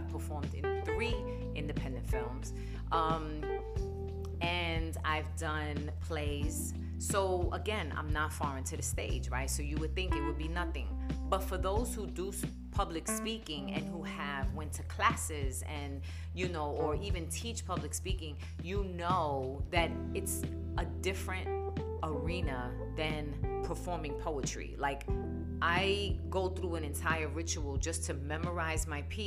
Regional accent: New York City, New York, United States; now in Phoenix, United States; I was born and raised in New York, the Bronx. So my accent can get pretty strong at times

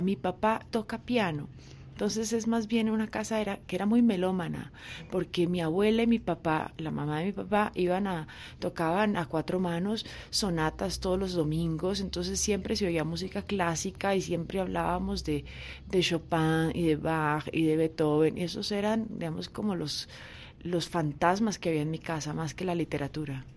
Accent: Bogotá, Colombia; vivíamos en una casa de clase media, en Cedritos, mi papá trabajaba empleado de una, de una empresa de químicos y yo me crié con mi abuela

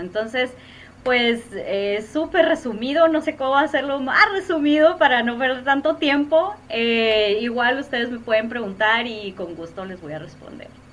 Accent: Hermosillo, Sonora, Mexico; soy originaria de Hermosillo, Sonora

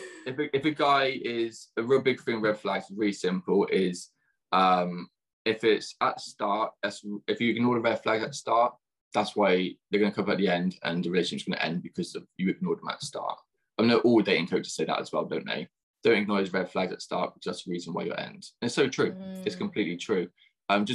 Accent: near Bath, South West England, United Kingdom; I grew up in England, so I'm in southwest of England, so near Bath, the Roman Baths

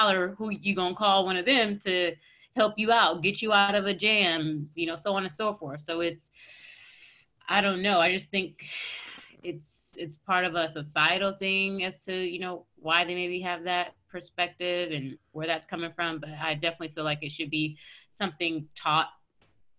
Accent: California, United States; growing up in California on the West Coast

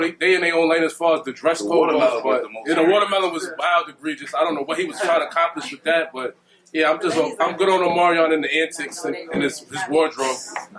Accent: New York, United States; I'm from New York. I hate Boston too.

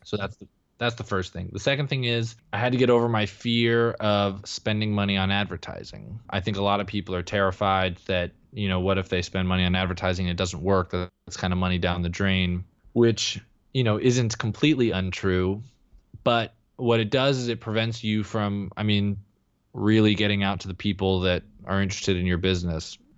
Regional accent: Texas, United States; moved away as an adult; also born or lived in Denver; now in Los Angeles, United States; I grew up in Texas

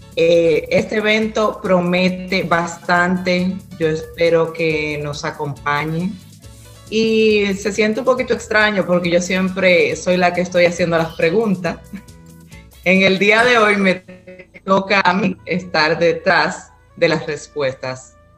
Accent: La Vega, Dominican Republic; now in Pennsylvania, United States; nací en Burende, la Vega

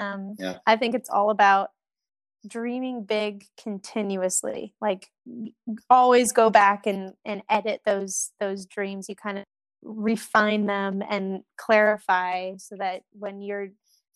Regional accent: United States

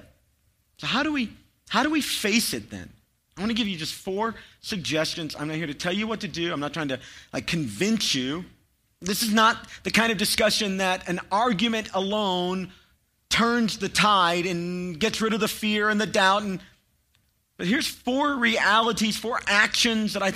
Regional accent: Chattanooga, Tennessee, United States; I grew up near Chattanooga

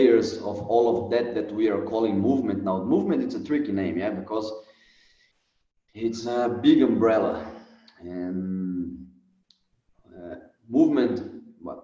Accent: Brasília, Federal District, Brazil; English is a second language; I was born here in Brasilia. I was grown up here

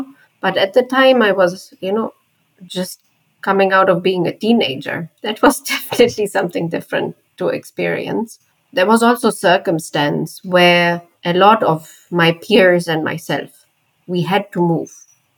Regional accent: East Germany, Germany; English is a second language; It was clear, I'm not coming from that region and I come from the East of Germany.

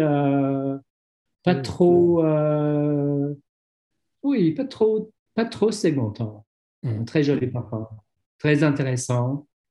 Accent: London, United Kingdom; French is a second language; je suis londonien

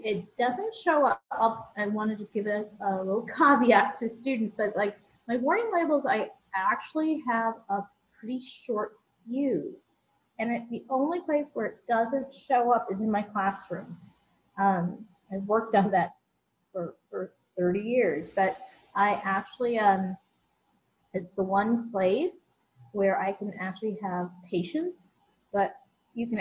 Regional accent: New York, United States; I grew up in New York

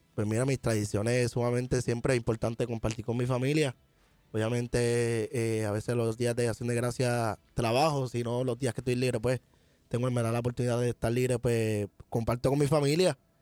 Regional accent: Puerto Rico; como buen puertorriqueño

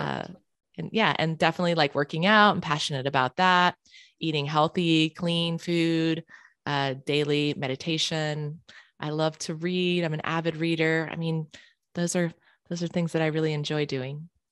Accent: Charlotte, North Carolina, United States; moved away as an adult; now in San Diego, United States; I grew up in Charlotte, North Carolina

